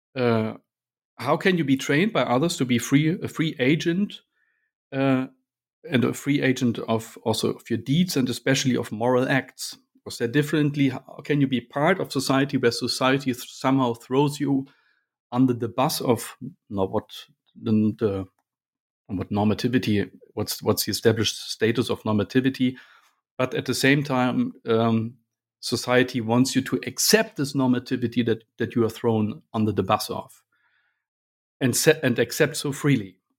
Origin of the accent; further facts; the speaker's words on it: Berlin, Germany; moved away as an adult; now in Munich, Germany; I grew up in Berlin